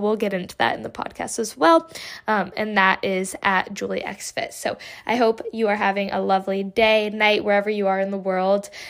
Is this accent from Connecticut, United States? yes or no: yes; Connecticut, United States; I am from Connecticut, a small, relatively small town